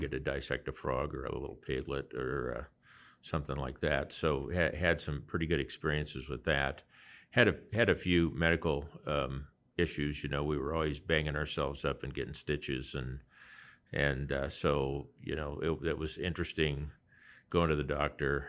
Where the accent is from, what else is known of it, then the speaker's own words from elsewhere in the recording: Lincoln, Nebraska, United States; I grew up in and around Lincoln, Nebraska